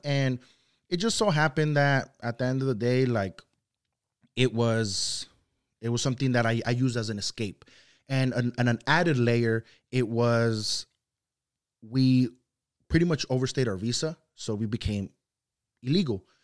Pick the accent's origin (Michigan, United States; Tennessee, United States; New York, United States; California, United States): California, United States; Santa Ana; first language Spanish; English is a second language; also born or lived in Luis Moya, Zacatecas, Mexico; I came, uh, to Santa Ana, uh, California when I was five years old. So, I've resided in Santa Ana, uh, ever since then for going on twenty years now.